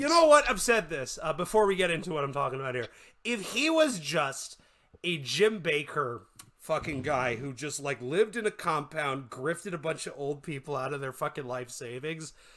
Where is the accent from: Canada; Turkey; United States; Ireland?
Canada; I'm from Canada